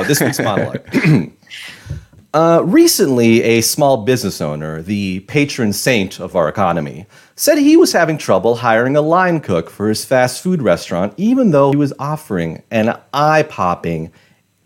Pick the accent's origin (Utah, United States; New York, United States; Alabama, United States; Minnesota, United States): New York, United States; New York City; I'm from Queens